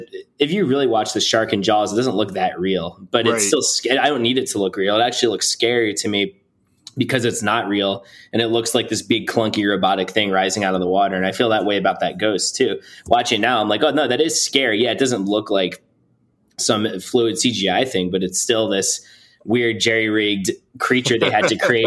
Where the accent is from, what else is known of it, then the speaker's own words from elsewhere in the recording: New Jersey, United States; We're all from New Jersey, and my parents met at the South Jersey Shore on the island where my grandparents lived.